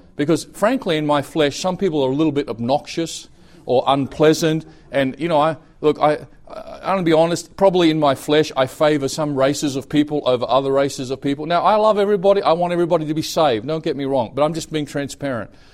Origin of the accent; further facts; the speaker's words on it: Australia; moved away as an adult; also born or lived in Brisbane, Australia; now in Thailand; I'm Australian